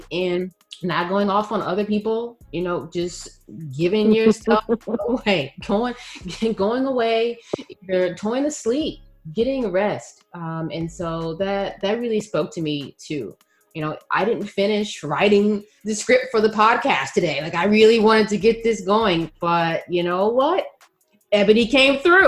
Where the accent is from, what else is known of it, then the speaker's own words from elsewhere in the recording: Texas, United States; now in Bay Area, United States; being a Texan